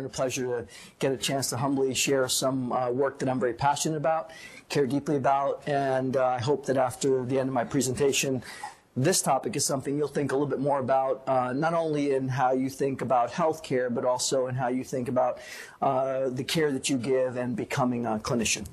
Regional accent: New York City, New York, United States; moved away; also born or lived in Puerto Rico / Boston, Massachusetts; I grew up in New York City. Grew up in a bilingual, bicultural home

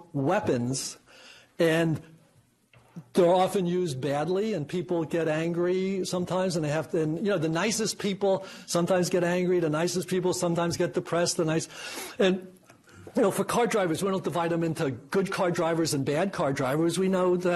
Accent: New York City, New York, United States; I was raised in Queens

